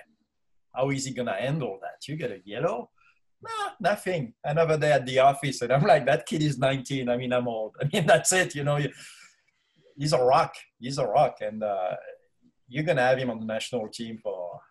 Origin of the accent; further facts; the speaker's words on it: France; moved away; growing up in Europe